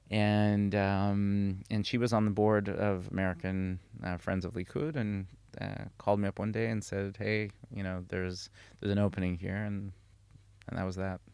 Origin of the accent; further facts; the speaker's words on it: Karnei Shomron, Judea and Samaria, Israel; moved away as an adult; also born or lived in United States; I grew up in the Chumron, um, in Samaria